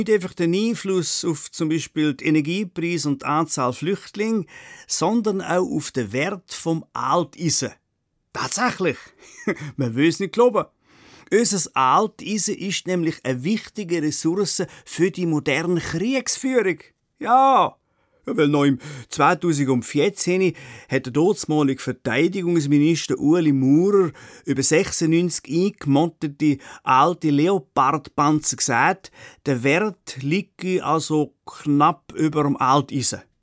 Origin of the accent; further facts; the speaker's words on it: Switzerland; bis anhin sind wir Schweizer ja regelmäßig vom Ausland kritisiert worden